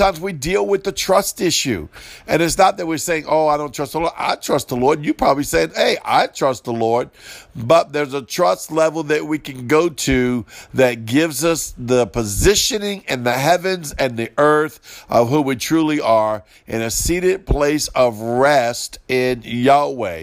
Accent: Cajun, Louisiana, United States; accent: Cajun; I'm Cajun. Everything's broken English down here, a broken Cajun

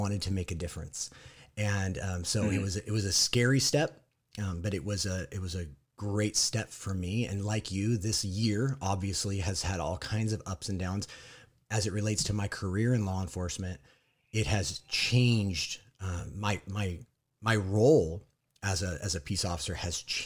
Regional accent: Southern California, United States; I am also from Southern California. We don't live in the same town, but we live pretty close

